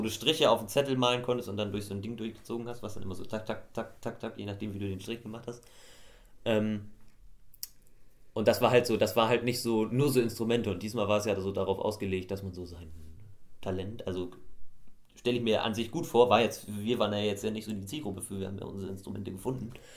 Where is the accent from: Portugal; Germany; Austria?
Germany; Swabia; bei uns in Schwaben